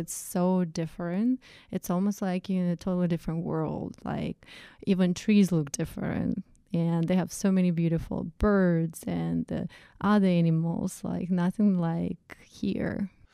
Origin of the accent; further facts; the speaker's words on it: Russia; English is a second language; moved away as an adult; also born or lived in Saint Petersburg, Russia / upstate New York; now in United States; where I was co-, coming from, from Russian, Russian culture.